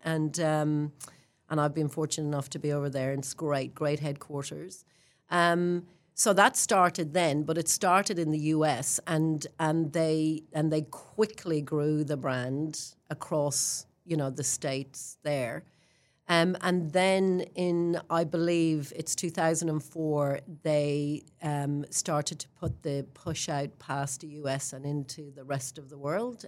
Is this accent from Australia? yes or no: no; Ireland; moved away as an adult; now in Queenstown, New Zealand; I'm an Irish girl who grew up in a country that talked about religion and politics my whole life